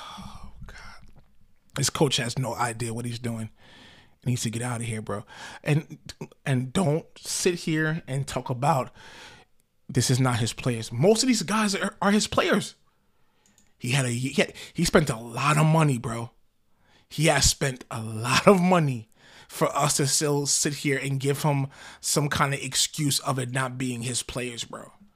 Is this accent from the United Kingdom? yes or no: no; United States; I'm an American.